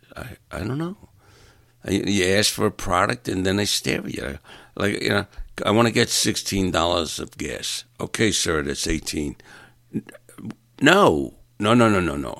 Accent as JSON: {"language": "English", "region": "New York", "country": "United States", "moved": "yes", "said": "I'm from New York and I talk a little different"}